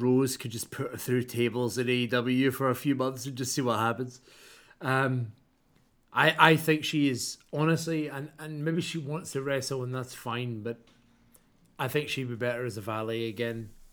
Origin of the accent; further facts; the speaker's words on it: Scotland, United Kingdom; I'm from Scotland